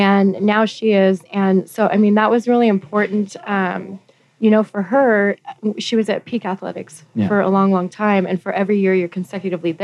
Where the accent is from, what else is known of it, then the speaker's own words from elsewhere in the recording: Wyoming, United States; also born or lived in South Dakota; I grew up in Wyoming and South Dakota.